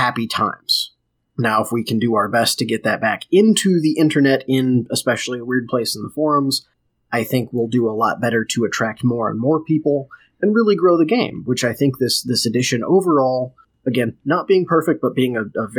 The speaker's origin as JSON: {"language": "English", "town": "St. Louis", "region": "Missouri", "country": "United States", "moved": "as an adult", "lives_now": "Indiana, United States", "said": "I'm technically from St. Louis. I just moved to Indiana."}